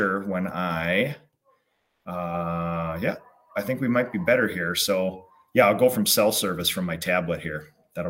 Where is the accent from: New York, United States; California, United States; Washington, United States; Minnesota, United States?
Minnesota, United States; born or raised there